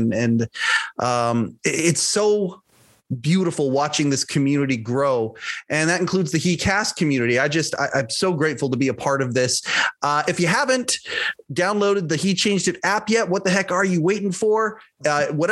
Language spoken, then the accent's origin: English; Canada; I'm Canadian